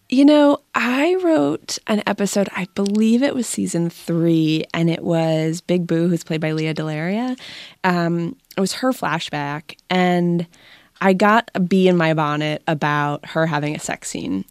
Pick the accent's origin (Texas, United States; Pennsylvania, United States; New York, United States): Pennsylvania, United States; Pittsburgh; I grew up in Pittsburgh